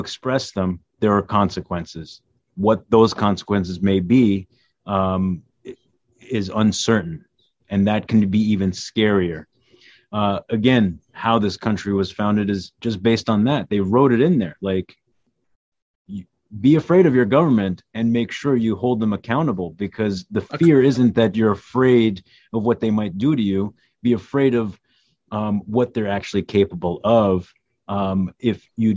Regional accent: United States; Our parents came here without knowing much of the culture of what this, you know, they've only heard stories, didn't know the language. They just came, you know. But we grew up here

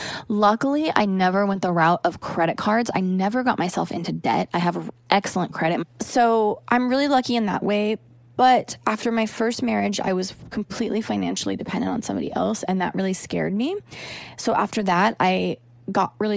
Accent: the Northwest, Pacific Northwest, United States; now in Los Angeles, United States; Growing up in the Northwest, I know all about rain and gloom all the time

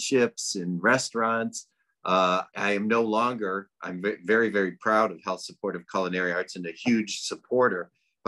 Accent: Detroit, Michigan, United States; moved away as an adult; also born or lived in New York; I'm from Detroit. So I moved to New York to go to Natural Gourmet Institute

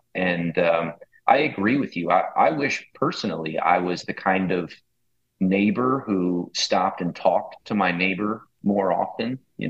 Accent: Metairie, Louisiana, United States; also born or lived in New Orleans; Yeah, I grew up in the burb. Grew up in Metairie, which is, 10 minutes from where I live now in the Irish Channel in New Orleans. And it was suburb life.

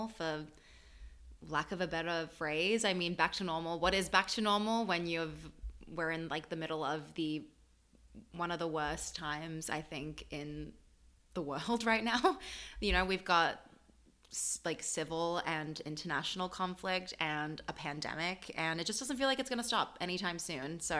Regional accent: Melbourne, Victoria, Australia; also born or lived in Paris, France; now in New York, United States; I'm from Melbourne specifically

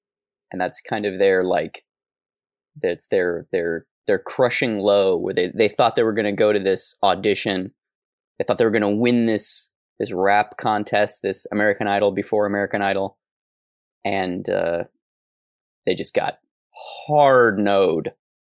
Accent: Scotland, United Kingdom; I understand what it's like to be a minority because I'm Scottish.

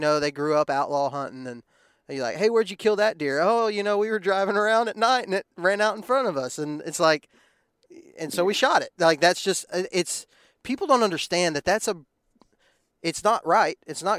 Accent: Texas, United States; growing up in Texas, that was something that I knew existed.

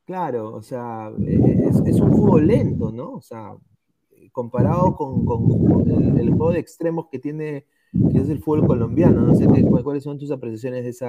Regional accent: Peru; como fútbol peruano, que somos el peor de Sudamérica para mí

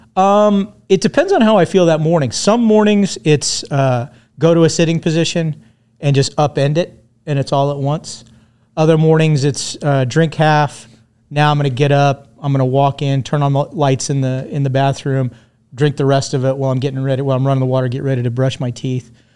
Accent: Tehachapi, California, United States; also born or lived in Redondo Beach, California / Hermosa Beach, California / Inglewood, California / Lawndale, California; I was born in sixty-six. Spent, uh, most, you know, the sixties and seventies in the, in the South Bay area. We kind of, we bounced around between Redondo, Hermosa. I lived in Inglewood for a while, lived in Lawndale for a while, and then spent my formative years in a place called Tehachapi

